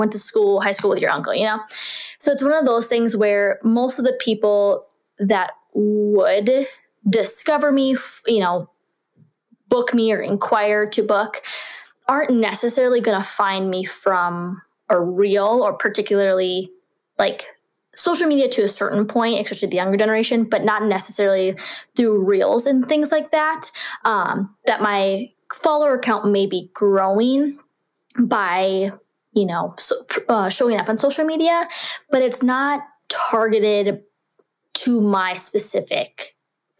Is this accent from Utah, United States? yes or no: no; North Dakota, United States; We were born and raised in North Dakota and we moved out of state for 2 years and then we moved back to our home state